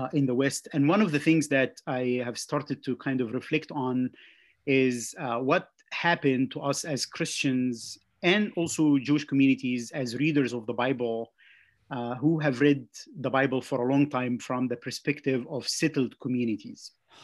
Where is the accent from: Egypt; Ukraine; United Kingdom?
Egypt; moved away as an adult; also born or lived in Jersey City, New Jersey; now in Goshen, United States; I grew up in Egypt, pastored in Egypt at Presbyterian Church